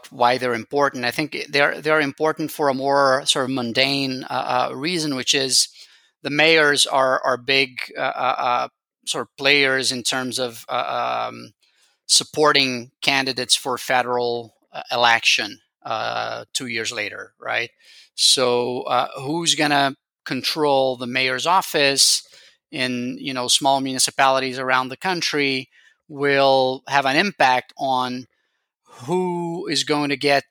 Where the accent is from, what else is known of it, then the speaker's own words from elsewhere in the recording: Rio de Janeiro, Brazil; I am from Rio myself